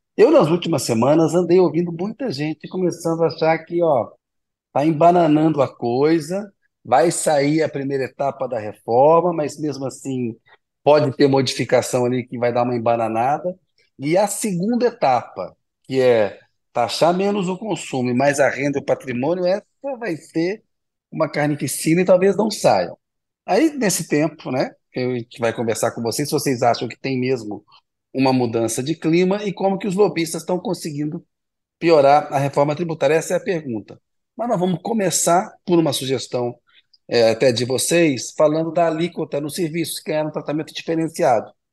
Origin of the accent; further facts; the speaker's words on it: Belo Horizonte, Minas Gerais, Brazil; eu também sou de BH